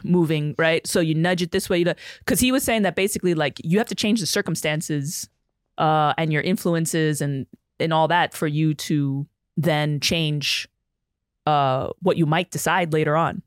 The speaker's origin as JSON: {"language": "English", "town": "New York City", "region": "New York", "country": "United States", "tie": "born or raised there", "said": "I grew up in the Bronx"}